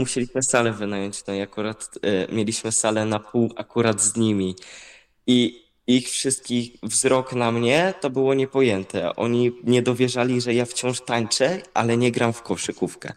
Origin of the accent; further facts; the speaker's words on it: Kościan, Greater Poland, Poland; trenowałem w, u siebie w Kościanie